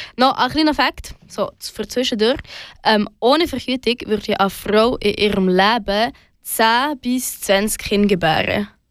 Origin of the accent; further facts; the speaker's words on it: Switzerland; bei uns in der Schweiz